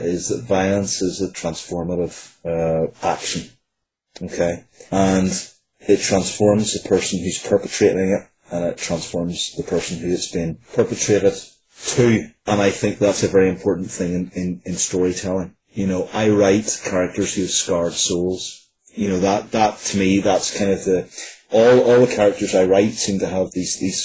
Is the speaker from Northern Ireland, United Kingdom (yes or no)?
yes; Northern Ireland, United Kingdom; born or raised there